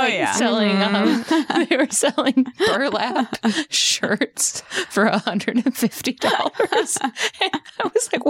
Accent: Temple, Texas, United States; moved away; I grew up in Texas.

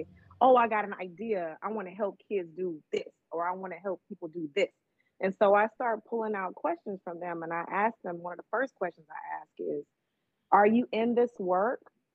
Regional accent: Oakland, California, United States; growing up in East Oakland

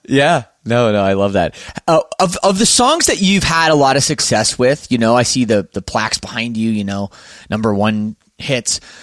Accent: Oakville, Ontario, Canada; accent: Canadian; moved away as an adult; I grew up in Oakville

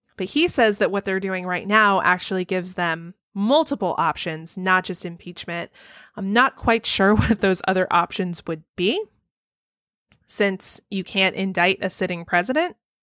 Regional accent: Texas, United States; I grew up in Texas

